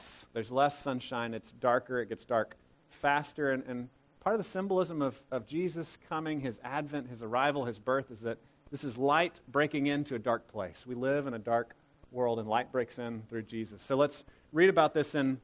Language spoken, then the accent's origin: English; Temple, Texas, United States; now in Killeen, United States; I grew up in Temple